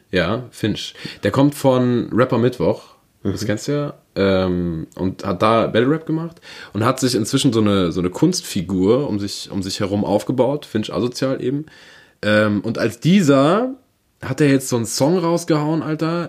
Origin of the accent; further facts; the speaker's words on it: Berlin, Germany; moved away; Ich bin ein richtiger waschechter Berliner Wohne aber schon ganz lange nicht mehr